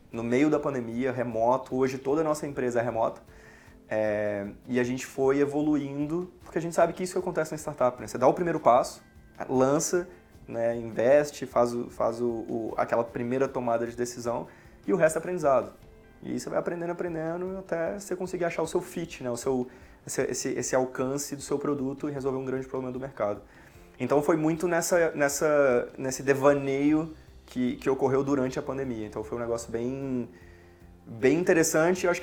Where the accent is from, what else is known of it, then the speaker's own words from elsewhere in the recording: Diamantina, Minas Gerais, Brazil; moved away as an adult; É, bom, eu sou de Diamantina, né, nascido e criado. É, até os meus 18 anos eu estava lá e eu queria fazer alguma coisa diferente.